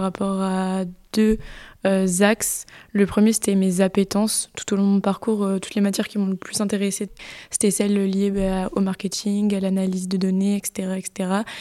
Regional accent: Bordeaux, Nouvelle-Aquitaine, France; je viens euh, de Bordeaux, d'ici

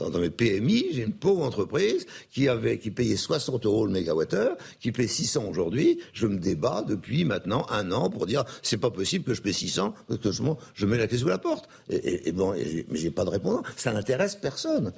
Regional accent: Brittany, France; je suis breton

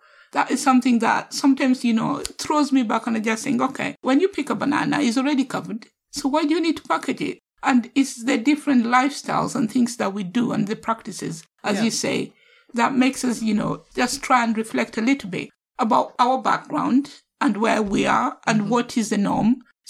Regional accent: Kenya; now in United Kingdom; I can never say that I'm not Kenyan because I was born in Kenya first.

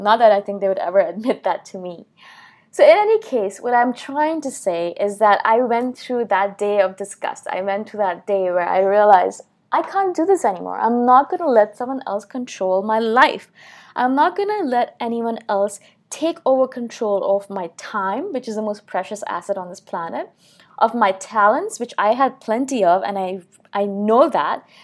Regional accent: New Delhi, Delhi, India; moved away; I'm from India originally, I was born in New Delhi

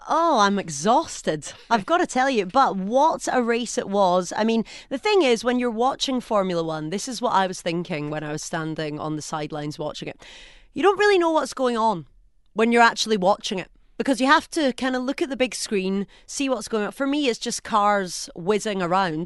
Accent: Scotland, United Kingdom; accent: Scottish; now in United Arab Emirates

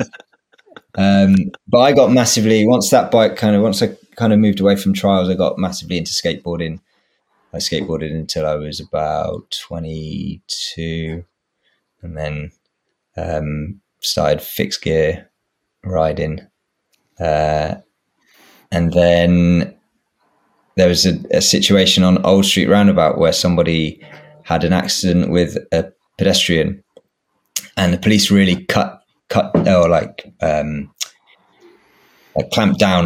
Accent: Swindon, South West England, United Kingdom; now in London, United Kingdom; I grew up in Swindon

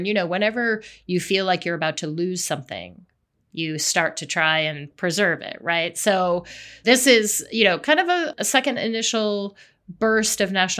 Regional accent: Colorado, United States; I grew up in Colorado

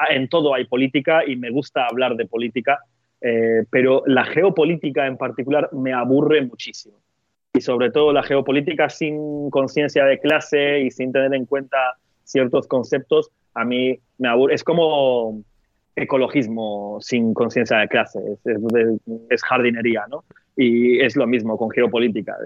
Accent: Turkey; moved away; yo soy de Turquía

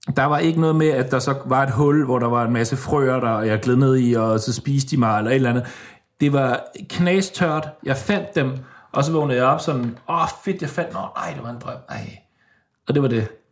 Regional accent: Denmark; now in Stockholm, Sweden; jeg har lige været øh, alene med hende hjemme i Danmark.

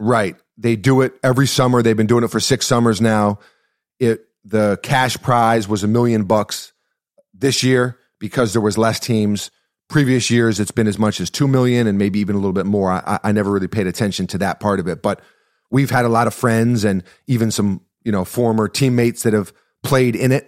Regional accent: United States; as an American

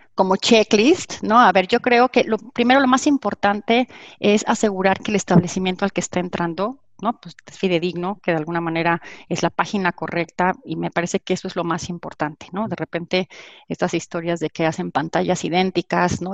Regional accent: Mexico; soy orgullosamente mexicana

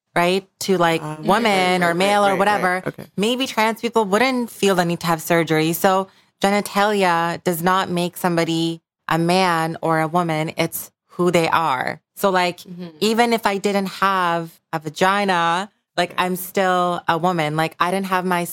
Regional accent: Bangladesh; moved away; I grew up in Bangladesh

